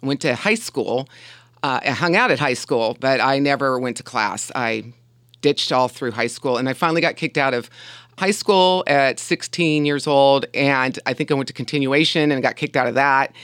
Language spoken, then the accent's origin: English; Huntington Beach, California, United States; also born or lived in Covina, California; I was born in Covina, California, and we moved to Huntington Beach when I was five years old